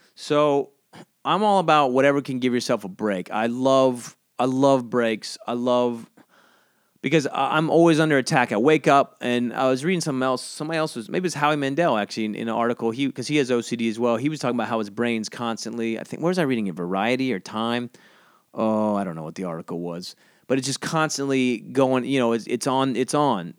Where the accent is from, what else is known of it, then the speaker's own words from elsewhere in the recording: South Georgia coast, United States; moved away; I grew up on the coast in Georgia